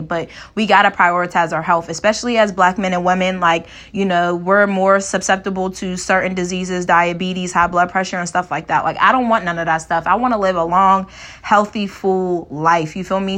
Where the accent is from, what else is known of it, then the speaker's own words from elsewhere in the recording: Pittsburgh, Pennsylvania, United States; also born or lived in Kent, Ohio; my hometown of Pittsburgh, Pennsylvania